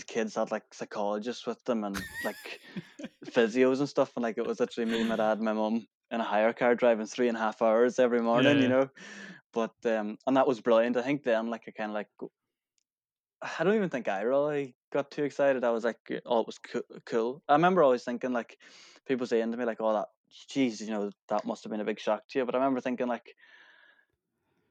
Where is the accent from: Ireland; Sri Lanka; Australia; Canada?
Ireland; Kilmacrennan, Ulster; I was from Kilmacrenan